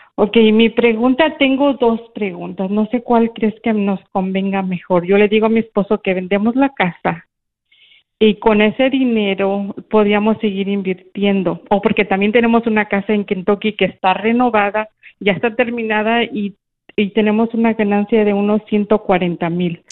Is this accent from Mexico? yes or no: yes; San Luis Potosí, Mexico; now in Daytona, United States; yo soy originaria de San Luis, pero tengo 28 años viviendo en la Florida.